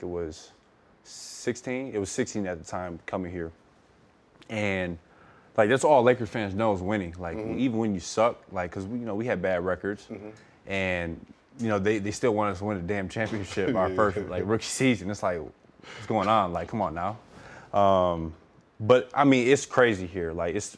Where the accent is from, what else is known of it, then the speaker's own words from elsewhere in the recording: Flint, Michigan, United States; moved away as an adult; also born or lived in Utah / Los Angeles; I'm from Flint, Michigan. Super small town